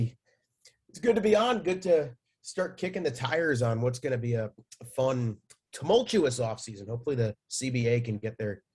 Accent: New York metropolitan area in New Jersey, United States; moved away as an adult; now in Missouri, United States; I grew up in the New York metropolitan area in New Jersey. I am currently a senior at the University of Missouri.

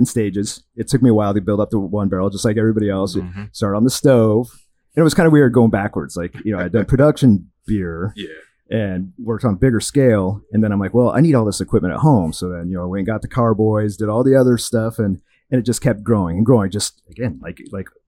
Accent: Portland, Oregon, United States; moved away as an adult; also born or lived in Scottsdale, Arizona; now in Fort Lauderdale, United States; I'm originally from the Pacific Northwest, Portland, Oregon area, drinking great craft beer in high school.

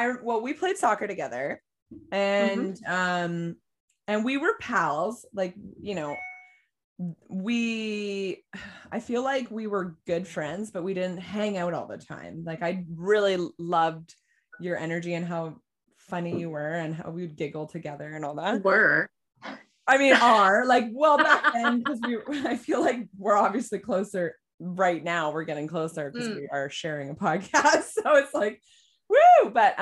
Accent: California, United States; I'm from California.

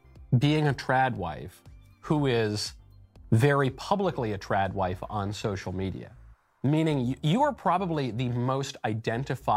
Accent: New York, United States; I grew up in New York

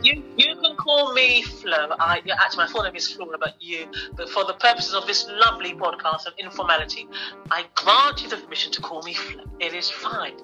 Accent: London, United Kingdom; I am actually born and bred in London

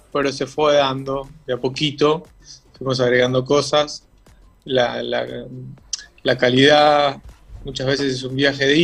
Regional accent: Rosario, Santa Fe, Argentina; also born or lived in Callao de Catamarca; nosotros vinimos de Rosario, vivíamos en Callao de Catamarca, y llegamos, mi papá trabajaba este, con Hacienda

